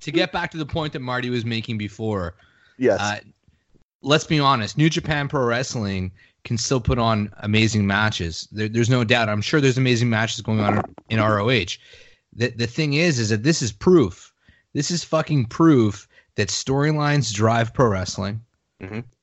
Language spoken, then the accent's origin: English; Canada; I'm a Canadian